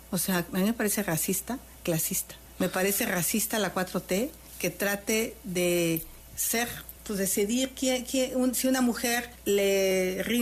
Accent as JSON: {"language": "Spanish", "town": "Tepatepec", "region": "Hidalgo", "country": "Mexico", "tie": "born or raised there", "said": "Yo nací en Tepatepec, dentro de una familia, y lo he dicho claramente, una mamá mestiza, o un papá indígena. Tú decides si quieres ser mestizo o quieres ser indígena. Yo decidí ser indígena. Decidí reivindicar las raíces de mis abuelos paternos."}